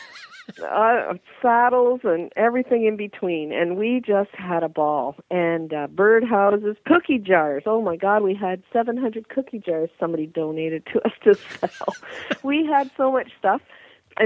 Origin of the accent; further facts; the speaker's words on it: Eastern Canada, an hour from Detroit, Ontario, Canada; We're from, we're an hour from Detroit, Michigan